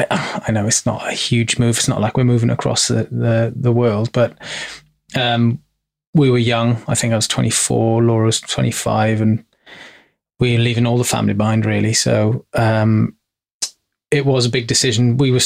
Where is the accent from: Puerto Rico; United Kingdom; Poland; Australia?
United Kingdom; Caerphilly, Wales; moved away as an adult; now in Exeter, United Kingdom; So Caerphilly is my hometown, and that's where my family is kind of based, in and around the villages of Caerphilly. And so Caerphilly's quite a fairly sizable town, and then you've got Abertrudeau and Bedwas, which is kind of the villages that I integrated into.